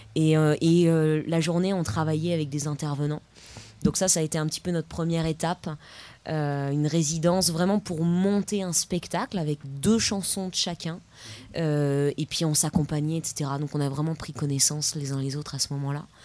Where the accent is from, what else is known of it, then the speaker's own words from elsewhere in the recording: Paris, Île-de-France, France; je viens d'un peu de loin, je viens de, de Paris.